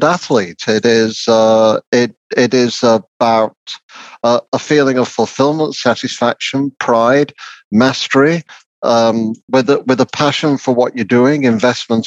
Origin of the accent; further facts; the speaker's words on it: Lancashire, North West England, United Kingdom; the kind of working class experience I had growing up in Lancashire